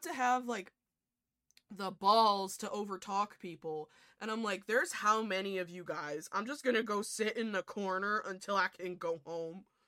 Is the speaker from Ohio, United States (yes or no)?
no; New York, United States; I'm I'm also from New York